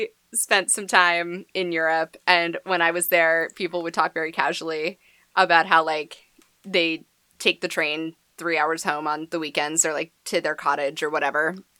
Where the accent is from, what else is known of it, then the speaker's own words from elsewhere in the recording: New England, United States; we're also from New England, where, like, the land mass in general is, like, very small.